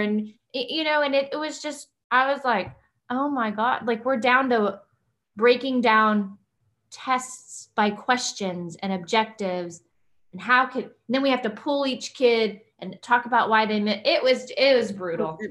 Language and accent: English; Kingsville, Texas, United States; moved away as an adult; also born or lived in Houston, Texas; I was uh, raised around my grandparents in the Kingsville, Corpus Christi area